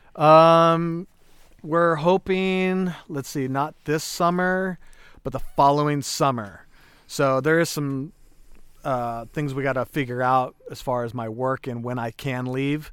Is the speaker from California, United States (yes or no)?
yes; Calistoga, California, United States; also born or lived in Hayward, California; growing up in Calistoga and, and living with my mom